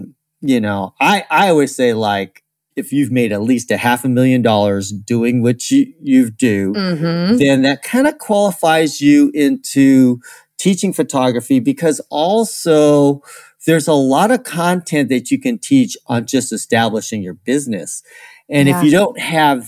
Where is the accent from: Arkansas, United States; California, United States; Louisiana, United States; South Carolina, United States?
California, United States; I'm from California